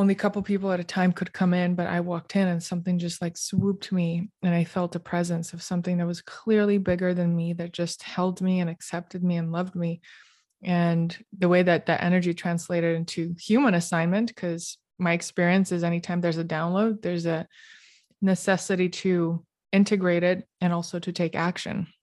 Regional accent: Moscow, Russia; also born or lived in Canberra, Australia; growing up in Moscow

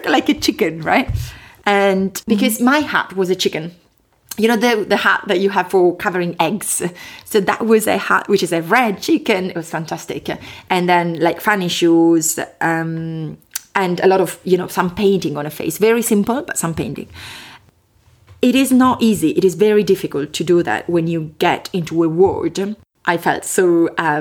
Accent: Chieti, Abruzzo, Italy; accent: Italian; English is a second language; moved away as an adult; now in London, United Kingdom; My accent is from Italy, which is a fantastic country, as you know, in the middle of Europe, southern Europe. I come from a place which is called Chieti

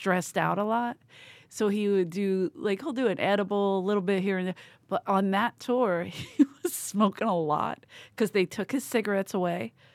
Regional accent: United States; I'm American.

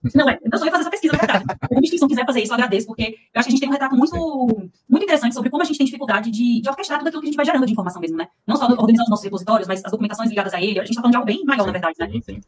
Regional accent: Pernambuco, Brazil; moved away as an adult; now in São Paulo, Brazil; Eu sou pernambucana, mas eu moro em São Paulo há mais de 10 anos. Eu vim pra fazer faculdade

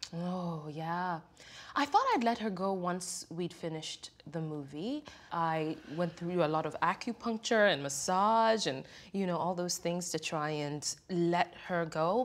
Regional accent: Kenya; now in United States; growing up in Kenya, um, and being educated in many ways, the Euro way

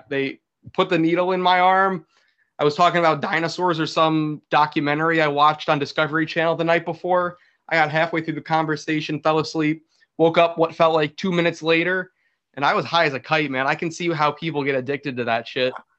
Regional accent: New York, United States; I'm from New York. I'm from New York

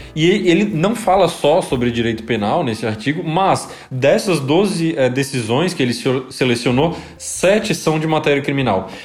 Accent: Santa Catarina, Brazil; Nós três somos aqui de Santa Catarina

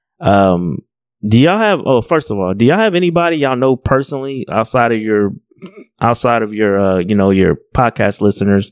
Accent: Long Beach, California, United States; I grew up in Long Beach, you know, projects

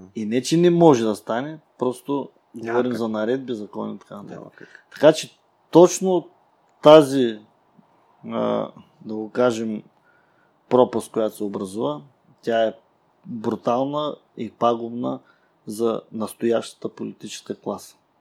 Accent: Burgas, Burgas Province, Bulgaria; ние сме от Бургас

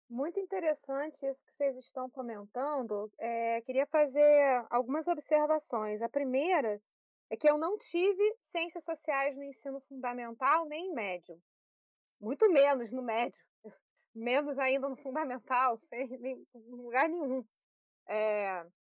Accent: Petrópolis, Rio de Janeiro, Brazil; aqui em Petrópolis, onde eu nasci, onde eu estou no momento

